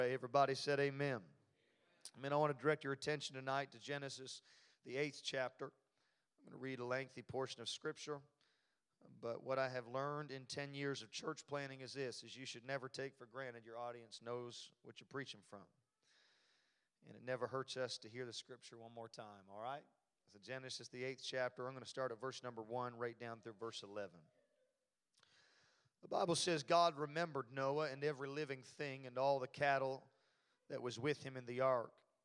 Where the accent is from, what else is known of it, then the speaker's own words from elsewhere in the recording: Canada; moved away; born and raised in Canada, but I'm glad the Lord introduced me to the South